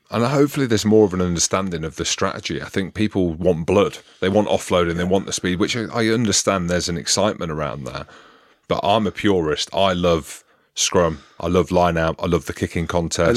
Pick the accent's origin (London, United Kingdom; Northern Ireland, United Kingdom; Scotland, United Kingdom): Scotland, United Kingdom; accent: North Hebridean; being a Scot